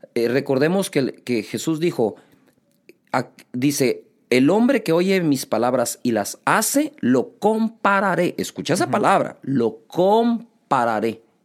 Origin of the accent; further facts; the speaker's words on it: Guatemala City, Guatemala Department, Guatemala; nací aquí en Guatemala